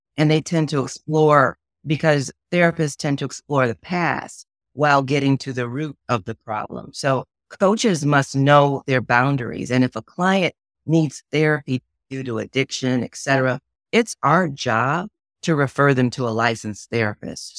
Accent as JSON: {"language": "English", "town": "Chicago", "region": "Illinois", "country": "United States", "tie": "born or raised there", "moved": "yes", "lives_now": "Kansas City, United States", "said": "I was born and raised in Chicago, Illinois"}